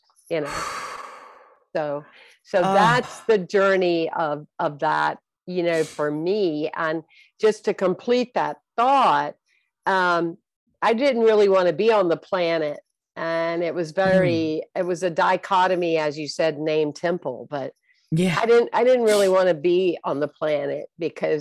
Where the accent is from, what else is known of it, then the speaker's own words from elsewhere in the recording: South Carolina, United States; I was born and raised in South Carolina